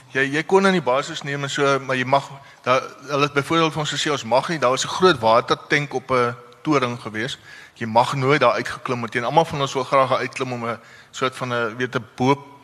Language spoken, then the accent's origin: Afrikaans; Parow, Western Cape, South Africa; ek het maar hier in Parow groot geword in in ehm uh, Kaalbrem Hospitaal gebore